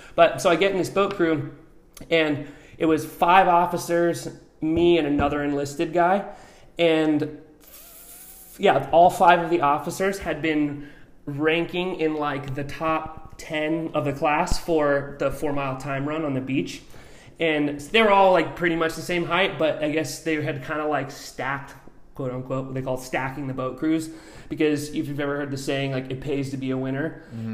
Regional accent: Albuquerque, New Mexico, United States; also born or lived in Oregon / New Zealand; now in San Diego, United States; I'm originally from New Mexico. Uh, grew up kind of on the mountains in Albuquerque.

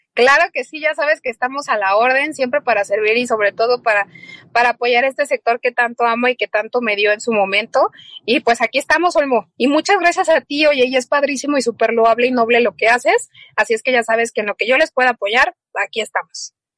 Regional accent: Mexico; como mexicanos

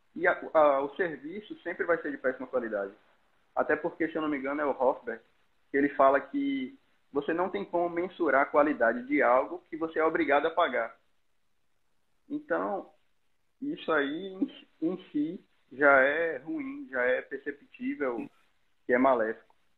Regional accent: Bahia, Brazil; eu sou baiano, estudo na UNEB, Universidade do Estado da Bahia

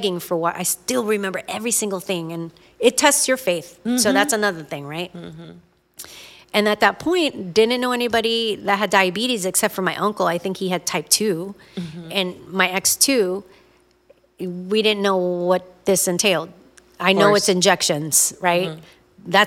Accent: Virginia Beach, Virginia, United States; we're from Virginia Beach

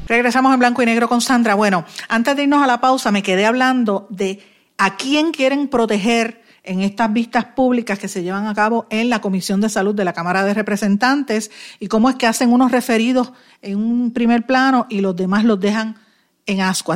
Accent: Puerto Rico; aquí somos puertorriqueños

